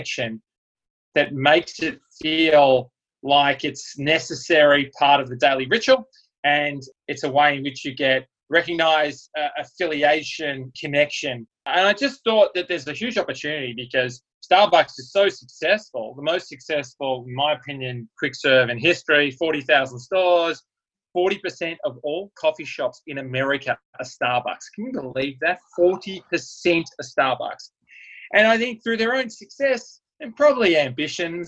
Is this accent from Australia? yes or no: yes; Melbourne, Victoria, Australia; moved away; I'm from Melbourne, Australia